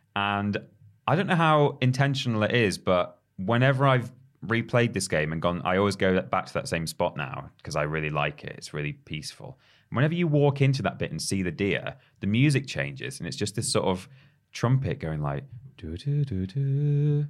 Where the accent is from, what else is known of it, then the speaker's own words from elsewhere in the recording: United Kingdom; us being British